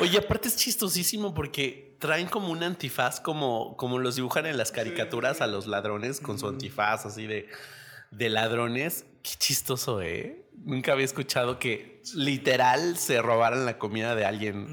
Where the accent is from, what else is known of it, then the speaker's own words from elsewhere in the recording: Mexico; aquí en México